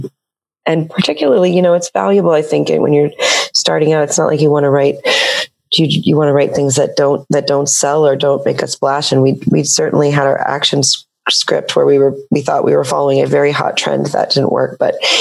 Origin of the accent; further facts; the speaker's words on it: Seattle, Washington, United States; I'm from Seattle